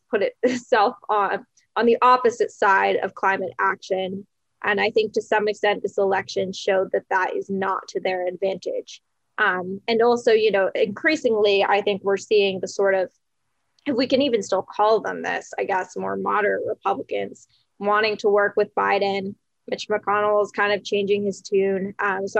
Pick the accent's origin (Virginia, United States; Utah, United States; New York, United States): New York, United States; New York City; I'm from New York City